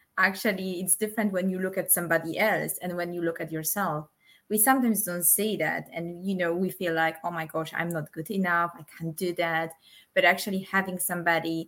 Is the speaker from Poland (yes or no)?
yes; Poland; moved away; I'm originally from Poland, but I don't call myself I'm Polish. I just say I'm from Poland.